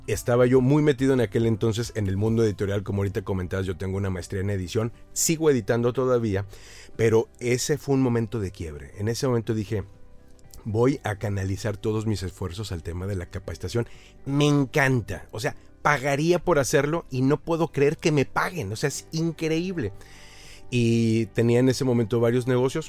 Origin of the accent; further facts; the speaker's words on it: Aguascalientes, Mexico; una empresa en la ciudad donde yo crecí, en Aguascalientes